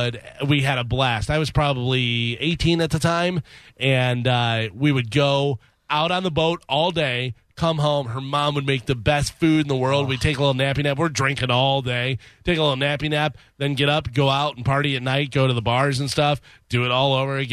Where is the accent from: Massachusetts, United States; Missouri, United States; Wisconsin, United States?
Missouri, United States; I was born in Missouri